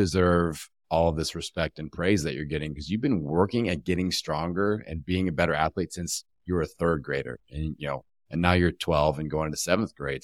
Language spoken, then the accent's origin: English; Bloomington, Indiana, United States; my hometown back in, uh, Bloomington, Indiana